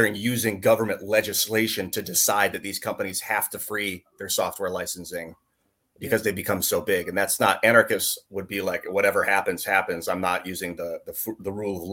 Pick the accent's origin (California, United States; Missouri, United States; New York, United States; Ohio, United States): Ohio, United States; Northeast; I was born and raised in Northeast Ohio